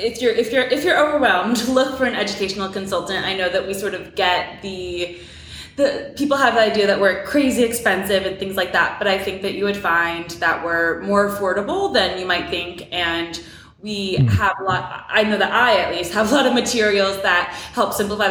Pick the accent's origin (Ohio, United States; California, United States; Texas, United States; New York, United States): New York, United States; New York City area, United States; moved away as an adult; also born or lived in Miami, Florida; now in Atlanta, United States; I'm originally from New York City. I grew up mainly about 45 minutes out of Manhattan